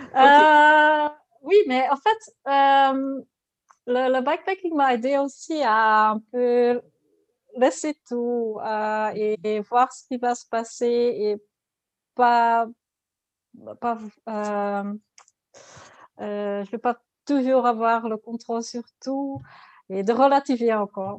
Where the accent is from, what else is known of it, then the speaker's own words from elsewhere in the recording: Ghent, Flanders, Belgium; French is a second language; je suis de Gand, de Belgique. Je suis flamande